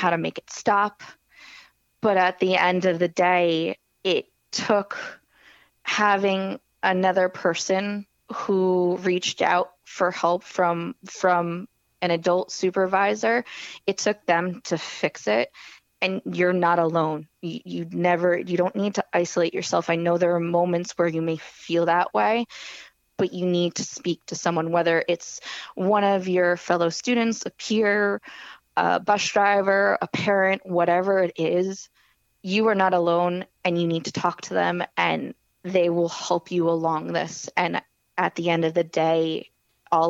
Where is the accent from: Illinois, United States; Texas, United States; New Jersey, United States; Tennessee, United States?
New Jersey, United States; Howell; I grew up in Howell, New Jersey